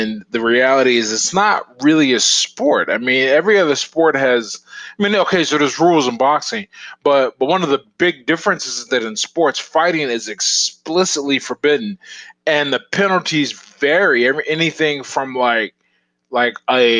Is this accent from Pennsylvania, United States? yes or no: yes; Pittsburgh, Pennsylvania, United States; Born and raised here. I was born in the Hill District, and then I moved to Northview Heights.